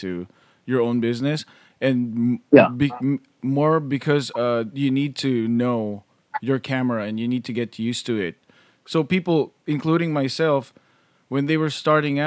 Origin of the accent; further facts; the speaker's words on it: Philippines; moved away as an adult; now in California, United States; as a Filipino and a guy in the wedding industry, and we came here in 2008, so I was like 28 years old